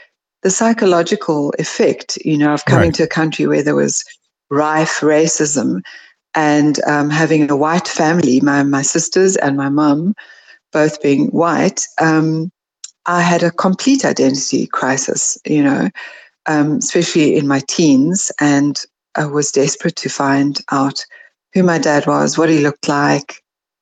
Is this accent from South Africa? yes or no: yes; South Africa; also born or lived in California, United States; I'm really South African in thinking and, you know, psyche